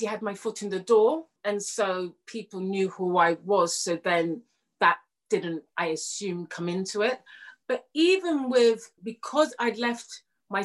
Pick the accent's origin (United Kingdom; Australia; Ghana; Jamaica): Jamaica; I'm Jamaican